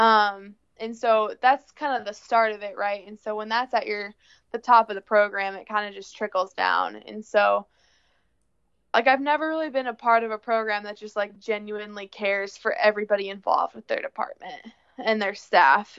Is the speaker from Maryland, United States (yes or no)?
no; Plano, Illinois, United States; moved away as an adult; now in Iowa, United States; I'm originally from Plano, Illinois, Plano. small town. Yeah, Plano Games. Uh small town southwest of Chicago. Um I came to Iowa when I for college